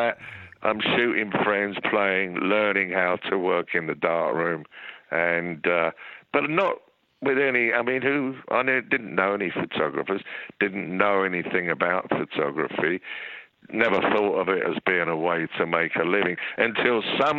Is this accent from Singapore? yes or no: no; England, United Kingdom; being English schoolboys or students, the gay thing was not something... Well, we'd seen it lurking about in the schools